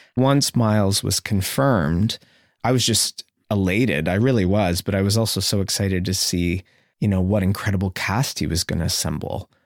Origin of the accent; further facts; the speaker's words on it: Sarnia, Ontario, Canada; growing up in Sarnia